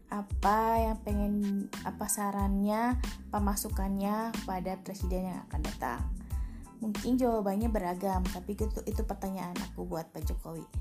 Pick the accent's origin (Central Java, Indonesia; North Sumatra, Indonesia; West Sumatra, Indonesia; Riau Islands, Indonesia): Central Java, Indonesia; now in West Java, Indonesia; kalau orang-orang Jawa yang kayak aku nih orang Jawa yang ada di Jawa Barat kangen ke sana tapi nggak berani mudik